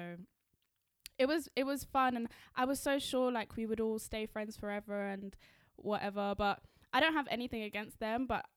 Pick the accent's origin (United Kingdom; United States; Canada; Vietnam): United Kingdom; London; Tiffany is actually not from London. And I am.